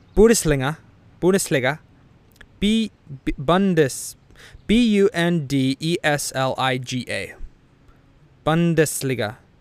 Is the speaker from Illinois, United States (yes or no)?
yes; Illinois, United States; I am from Illinois